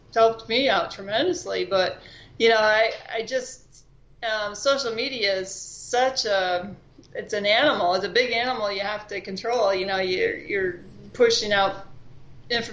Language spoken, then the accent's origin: English; Florida, United States; also born or lived in New York; I came from New York, but I live in Florida most of my life.